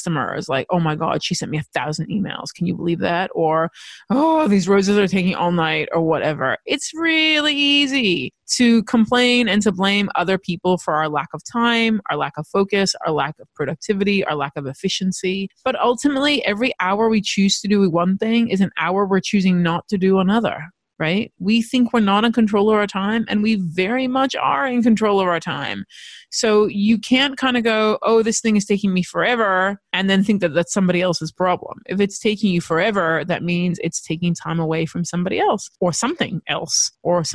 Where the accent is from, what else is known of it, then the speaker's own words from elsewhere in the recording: United States; now in Australia; I grew up in America